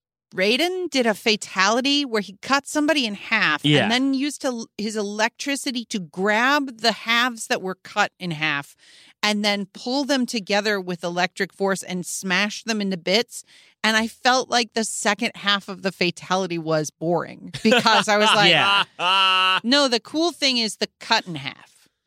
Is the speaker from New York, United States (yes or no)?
no; Chicago, Illinois, United States; But I grew up in Chicago